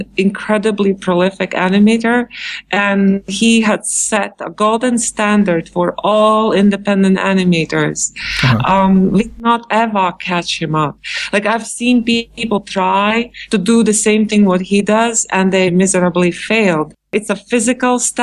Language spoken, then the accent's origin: English; Latvia; moved away as an adult; now in New York, United States; I came to New York from Latvia, and it was in 1996